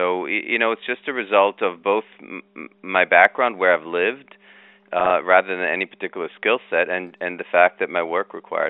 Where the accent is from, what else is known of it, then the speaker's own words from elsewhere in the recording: Kenya; also born or lived in Israel; I was born in Israel, moved from Israel to Africa. So we first spoke, English at home because my parents, that was their common language. Then spoke Hebrew because I was born there. Then we moved to Africa and I became friends with a lot of kids in Kenya.